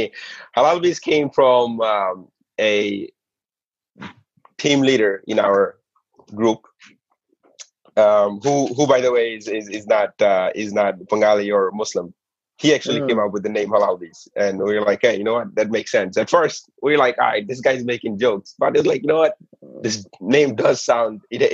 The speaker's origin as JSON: {"language": "English", "town": "New York City", "region": "New York", "country": "United States", "tie": "born or raised there", "said": "The burgers that I was used to growing up in the Bronx is Kennedy Fried Chicken, right?"}